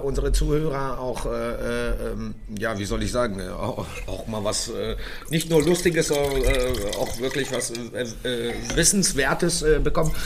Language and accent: German; Göttingen, Lower Saxony, Germany; moved away; ich komme ursprünglich aus Göttingen